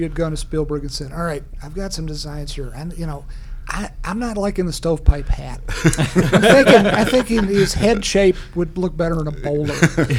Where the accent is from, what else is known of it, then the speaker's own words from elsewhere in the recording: Richmond, Virginia, United States; On Lincoln. My hometown.